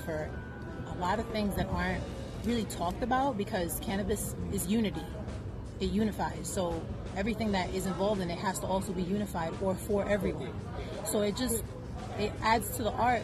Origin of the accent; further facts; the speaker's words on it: New York City, New York, United States; I'm from Brooklyn